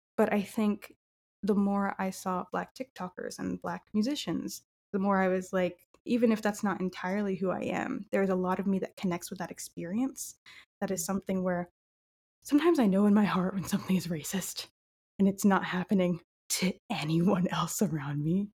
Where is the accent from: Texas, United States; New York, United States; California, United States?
California, United States; Southern; growing up in Southern California